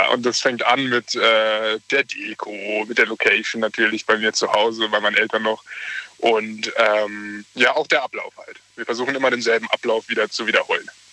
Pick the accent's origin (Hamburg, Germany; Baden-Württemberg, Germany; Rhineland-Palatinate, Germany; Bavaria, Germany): Baden-Württemberg, Germany; Mannheim; Wir sind äh, äh, echte Mannheimer